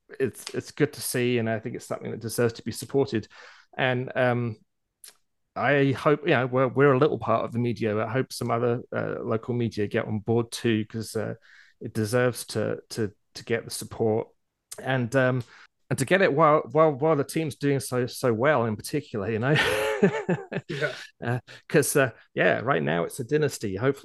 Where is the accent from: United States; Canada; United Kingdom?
United Kingdom; England; Hey, I'm English.